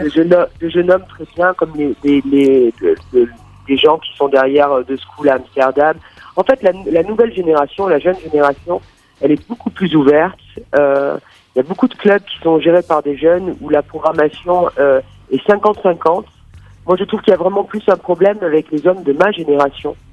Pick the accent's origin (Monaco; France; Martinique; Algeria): Monaco; now in Berlin, Germany; suis née à Monaco et je vis euh, à Berlin, en Allemagne